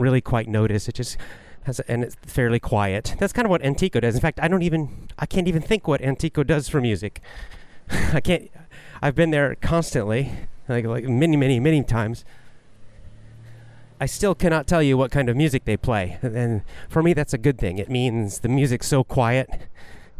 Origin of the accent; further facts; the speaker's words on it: United States; now in Japan; I'm American, living in Japan